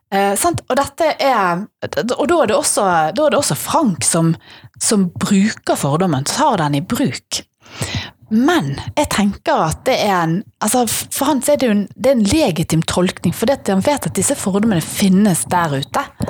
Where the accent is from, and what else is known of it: Bergen, Vestland, Norway